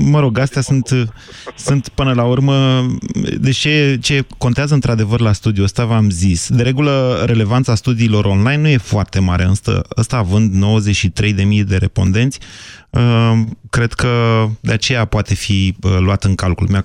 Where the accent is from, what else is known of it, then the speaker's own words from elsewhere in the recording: Drobeta-Turnu Severin, Mehedinți County, Romania; now in Bucharest, Romania; cum sunt și eu din Severin, dar trăim în București amândoi.